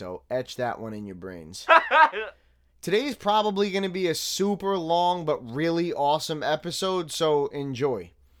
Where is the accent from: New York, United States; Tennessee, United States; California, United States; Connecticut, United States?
New York, United States; Staten Island; not only was I born and raised in Staten Island 33 years, but I also actually lived in Park Hill for a couple of years